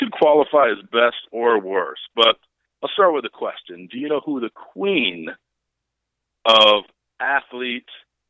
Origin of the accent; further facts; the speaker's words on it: United States; I'm an American male under 40